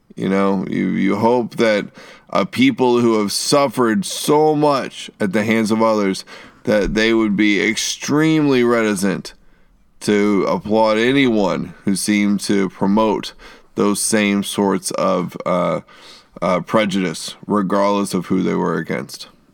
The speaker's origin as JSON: {"language": "English", "region": "Eastern Kentucky", "country": "United States", "said": "we're from East Kentucky."}